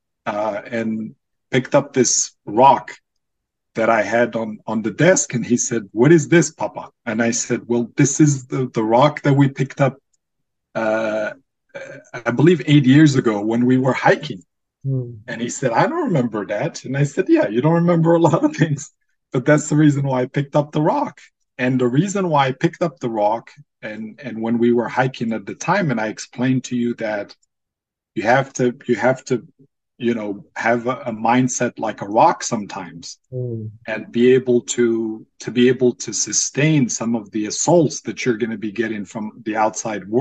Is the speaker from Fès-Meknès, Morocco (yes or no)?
no; Casablanca, Casablanca-Settat, Morocco; English is a second language; moved away as an adult; now in United States; I was born and raised in Casablanca, Morocco.